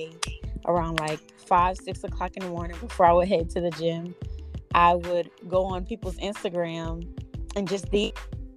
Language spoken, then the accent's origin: English; Absecon, New Jersey, United States; also born or lived in Atlantic City, New Jersey; So I'm originally from Atlantic City, New Jersey. I grew up in Epsecan. It's a small town.